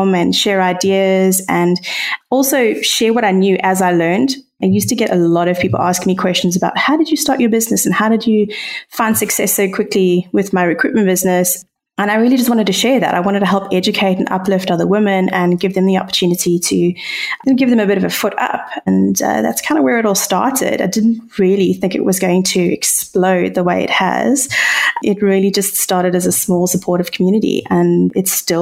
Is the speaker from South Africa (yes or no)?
yes; South Africa